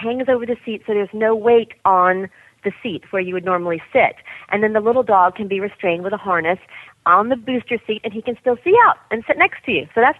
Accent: the South, United States; I grew up in the South

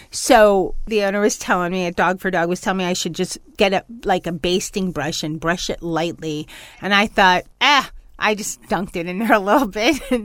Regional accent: New York, United States; moved away; I'm trying to go back to my New York roots when I was born in New York

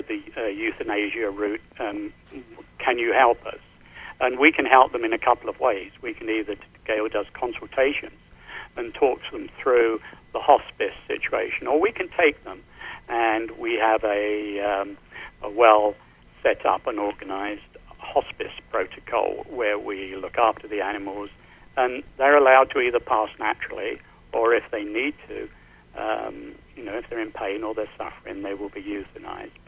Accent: London, United Kingdom; moved away as an adult; also born or lived in Southern California; now in United States; I'm from London

